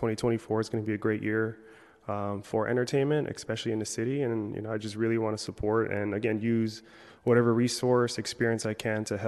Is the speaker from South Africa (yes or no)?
no; Philippines; I'm Filipino, so we do a lot of food festivals, so a lot of eating.